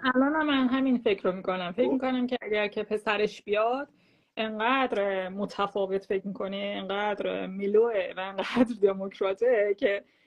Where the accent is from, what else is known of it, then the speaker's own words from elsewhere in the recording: Iran; moved away as an adult; مردم ایران بود که من خودم جز بشم حالا الان ده سال زندگی نمیکنم